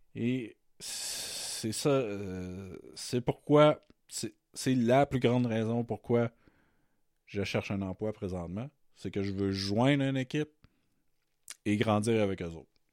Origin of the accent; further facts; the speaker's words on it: Matane, Quebec, Canada; moved away as an adult; also born or lived in Montreal; now in Terrebonne, Canada; je viens de Matane, qui est ma ville de naissance. Mais maintenant, je suis à Terrebonne, dans la grande région de Montréal. Depuis 2005, j'ai déménagé j'ai déménagé à Montréal